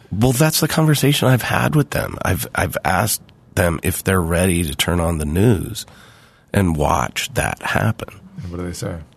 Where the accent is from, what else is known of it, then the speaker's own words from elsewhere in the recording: California, United States; I grew up in California.